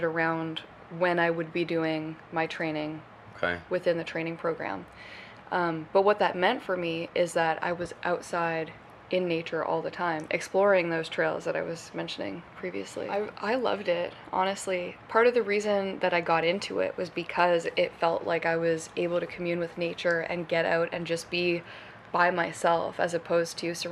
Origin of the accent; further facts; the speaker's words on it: North Bay, Ontario, Canada; I grew up in Northern Ontario. Spent most of my childhood in the forest